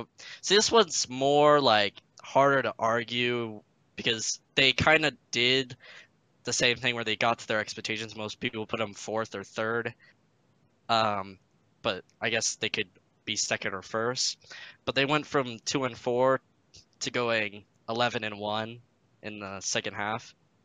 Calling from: Salt Lake City, Utah, United States; Salt Lake City, Utah.

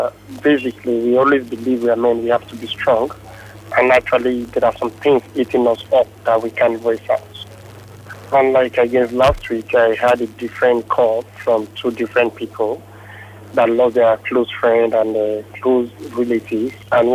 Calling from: Lagos, Nigeria; I'm calling from Yaba.

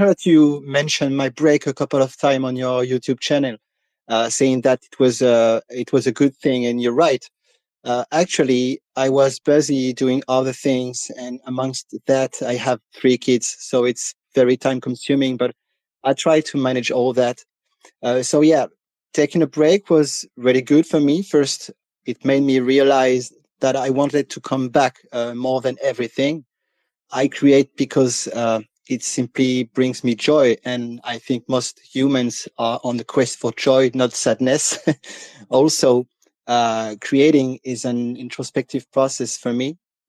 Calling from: France; English is a second language; I'm calling from France. First, I'd like to say to people that I'm not used to speak English, and I can read it and listen to it, but I almost never had the opportunity to speak it.

